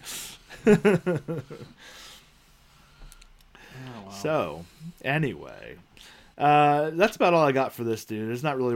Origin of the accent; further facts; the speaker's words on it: Ohio, United States; we're from Ohio